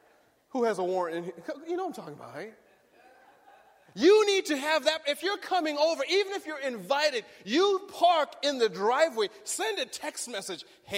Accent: Berrien Springs, Michigan, United States; I grew up in Berrien Springs, Michigan, small town in Michigan, and I grew up with in a family of immigrants. We came to America when I was 8 years old

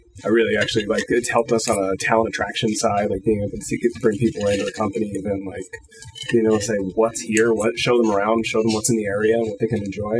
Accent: the Poconos, Pennsylvania, United States; now in central Pennsylvania, United States; I'm a transplant myself. I'm originally from Poconos.

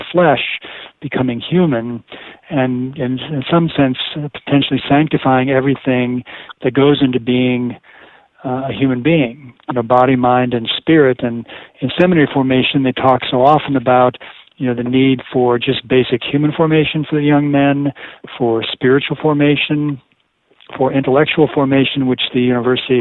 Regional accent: Colorado Springs, Colorado, United States; moved away as an adult; also born or lived in Fort Collins, Colorado / Dallas, Texas; I grew up in Colorado Springs, Colorado

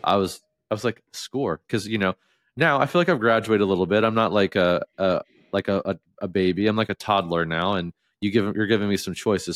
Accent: Southeast Ohio, United States; moved away; I was from Southeast Ohio

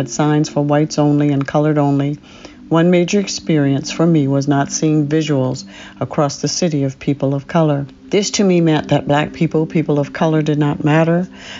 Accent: South Carolina, United States; Growing up in South Carolina as a black person in the 50s and 60s, I couldn't help but be impacted by racism.

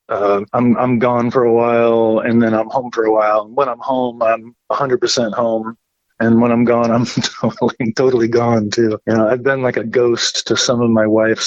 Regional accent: Midwest, United States; growing up in the Midwest

